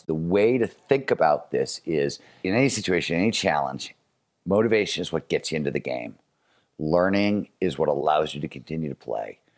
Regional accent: Cleveland, Ohio, United States; I grew up in Cleveland, Ohio in the nineteen seventies.

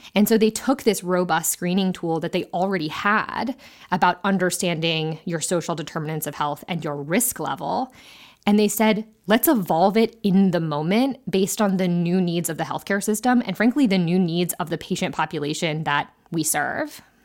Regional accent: Ohio, United States; my home state of Ohio

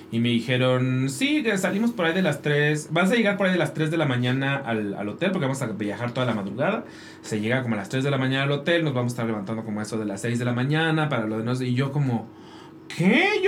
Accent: Guadalajara, Jalisco, Mexico; Yo soy de Guadalajara, soy tapatío.

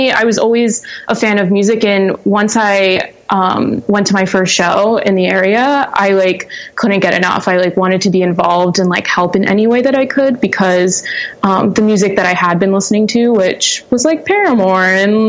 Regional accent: Chalfont, Pennsylvania, United States; also born or lived in Doylestown; So I was born and raised in, Doylestown, well, specifically Chalfont, which is just up the road, about 5 minutes, but, for all intents and purposes, Doylestown.

